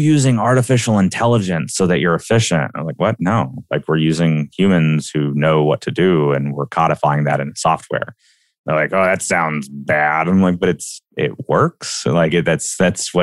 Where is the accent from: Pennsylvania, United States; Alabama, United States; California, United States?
Alabama, United States; I'm a kid from Alabama.